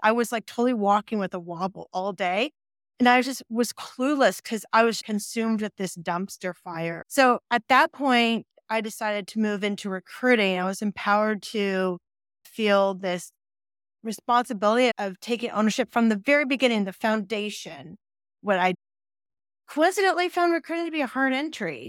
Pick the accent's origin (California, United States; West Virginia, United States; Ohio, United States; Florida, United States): California, United States; Silicon Valley; born and raised in Silicon Valley